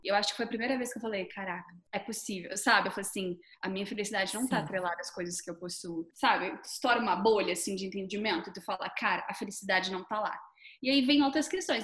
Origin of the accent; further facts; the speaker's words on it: Brazil; moved away as an adult; also born or lived in New Zealand; sair do Brasil